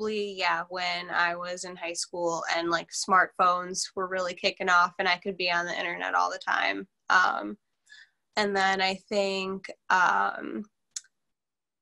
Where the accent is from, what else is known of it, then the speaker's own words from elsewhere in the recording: Racine, Wisconsin, United States; also born or lived in Milwaukee / South Milwaukee; I am from Racine, Wisconsin. I was born in Milwaukee. I was raised in Racine. And then I came to South Milwaukee for high school.